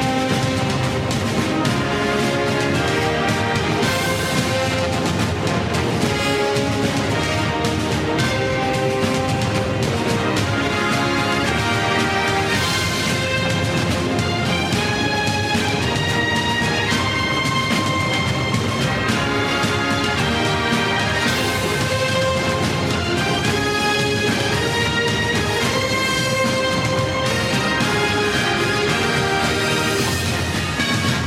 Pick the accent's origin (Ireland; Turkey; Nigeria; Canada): Turkey; moved away; I was born in Turkey